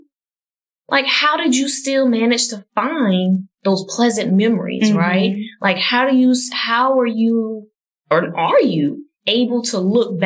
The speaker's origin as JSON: {"language": "English", "town": "New Orleans", "region": "Louisiana", "country": "United States", "tie": "born or raised there", "said": "growing up in New Orleans, like the early 90s, New Orleans was the murder capital"}